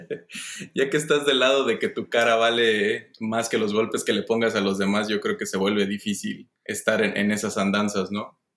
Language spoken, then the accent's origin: Spanish; Mexico; mi familia todos somos mexicanos